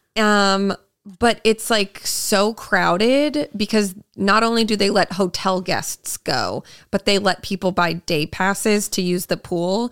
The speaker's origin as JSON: {"language": "English", "region": "Massachusetts", "country": "United States", "said": "I'm from Massachusetts"}